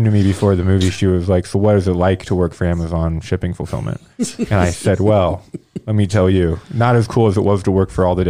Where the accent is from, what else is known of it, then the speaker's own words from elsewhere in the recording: Indianapolis, Indiana, United States; I grew up in Indy, you know, lived in here the first 22 years of my life.